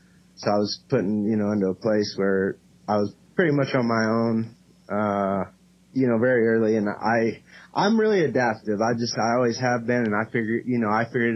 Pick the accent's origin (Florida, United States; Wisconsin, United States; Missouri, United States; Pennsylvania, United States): Missouri, United States; Cape Girardeau; also born or lived in Kalamazoo, Michigan; now in Indianapolis, United States; I'm actually from Cape Girardeau, Missouri. So I was born there, and I have lived in Kalamazoo, Michigan, and then from there to Indiana.